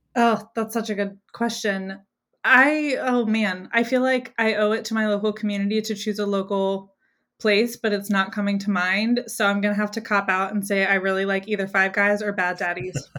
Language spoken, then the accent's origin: English; Greenville, South Carolina, United States; in my hometown, which I live in Greenville, South Carolina